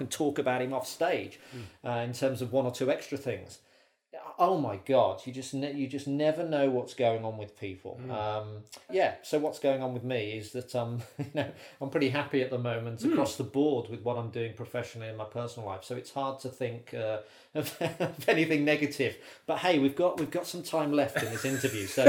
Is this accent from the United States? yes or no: no; Birmingham, West Midlands, United Kingdom; moved away as an adult; also born or lived in Bristol; now in London, United Kingdom; I was at university in Bristol, but I lived in Birmingham. I was born in Birmingham.